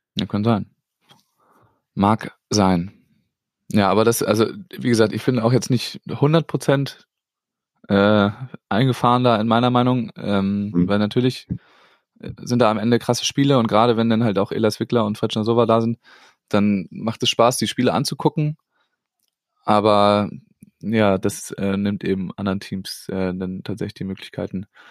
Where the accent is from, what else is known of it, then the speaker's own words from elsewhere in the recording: Schleswig-Holstein, Germany; da haben wir natürlich profitiert als Schleswig-Holsteiner